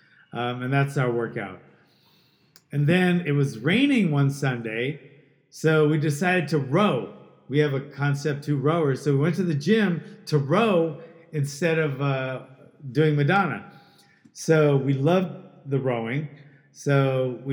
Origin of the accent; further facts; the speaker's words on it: Hawaii, United States; moved away; also born or lived in Queens, New York; My dad was a newspaper writer, and I was born in New York, and then he got a job in Hawaii by one of his friends, and I moved there when I was like 4